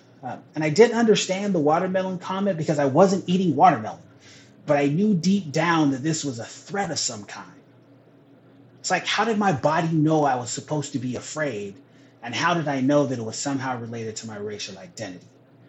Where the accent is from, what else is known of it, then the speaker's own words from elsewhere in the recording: Pacific Northwest, United States; So again, back to what I said, I'm from the Northwest. This is home. And we may not be the South, but we have our own legacy with this.